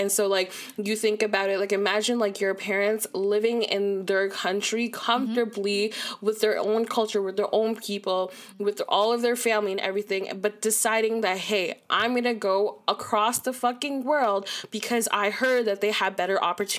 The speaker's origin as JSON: {"language": "English", "town": "Toronto", "region": "Ontario", "country": "Canada", "said": "I'm from Malvern."}